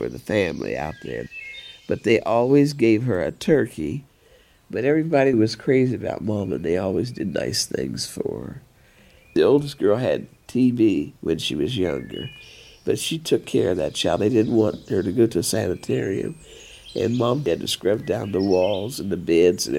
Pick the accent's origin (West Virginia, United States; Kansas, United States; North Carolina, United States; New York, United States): West Virginia, United States; Parkersburg; I was raised in Parkersburg, West Virginia